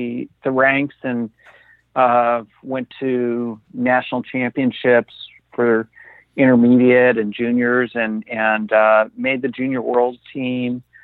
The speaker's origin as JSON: {"language": "English", "region": "South Florida", "country": "United States", "tie": "born or raised there", "said": "I grew up in South Florida."}